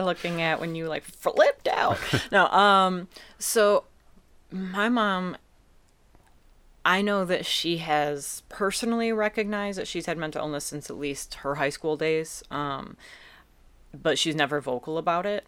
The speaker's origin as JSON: {"language": "English", "town": "Eastpointe", "region": "Michigan", "country": "United States", "tie": "born or raised there", "also_born_or_lived": "Detroit", "said": "I grew up in East Point"}